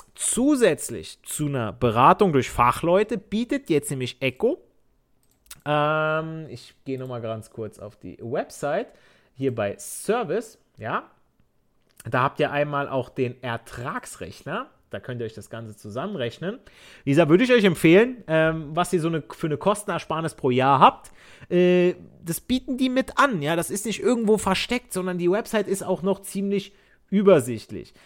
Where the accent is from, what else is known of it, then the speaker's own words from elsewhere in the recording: Southern Italy, Italy; now in Germany; ich als Süditaliener, ich spreche auch Dialekt